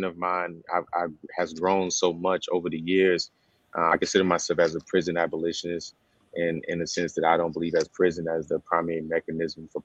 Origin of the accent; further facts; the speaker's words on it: South Carolina, United States; I'm from South Carolina.